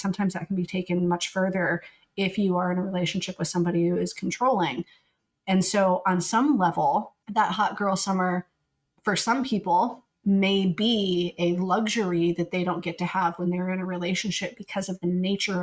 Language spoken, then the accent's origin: English; the Bible Belt, United States; we grew up in the Bible Belt